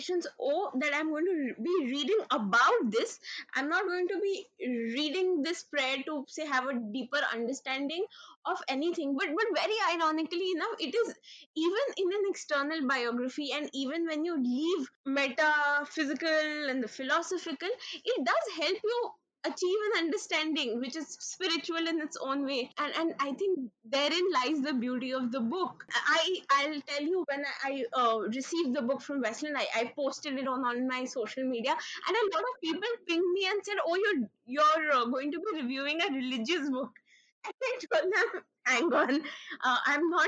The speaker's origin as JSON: {"language": "English", "region": "North India", "country": "India", "said": "I am North Indian"}